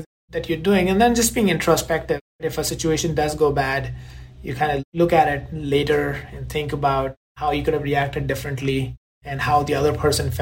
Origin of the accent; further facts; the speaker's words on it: India; moved away as an adult; now in United States; growing up in India